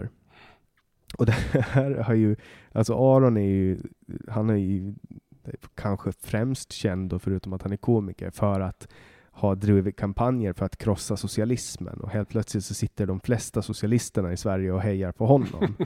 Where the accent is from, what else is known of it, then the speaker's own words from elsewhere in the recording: Åland Islands; jag kommer ju från Åland Åland är en ö